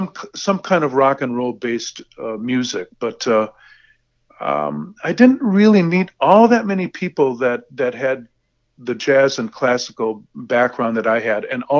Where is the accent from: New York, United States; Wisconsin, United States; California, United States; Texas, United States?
Wisconsin, United States; Racine; I started studying with a great teacher in my hometown of Racine, Wisconsin